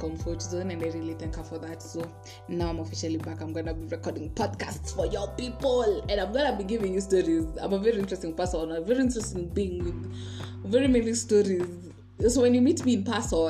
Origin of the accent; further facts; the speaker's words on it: Kenya; I'm not Nigerian, I'm Kenyan